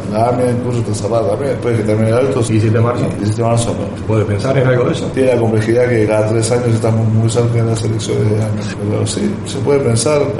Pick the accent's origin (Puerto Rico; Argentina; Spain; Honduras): Argentina; como judíos de Argentina